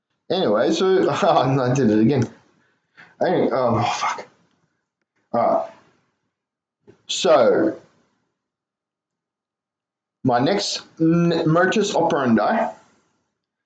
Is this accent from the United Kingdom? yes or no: no; Ireland; I'm Irish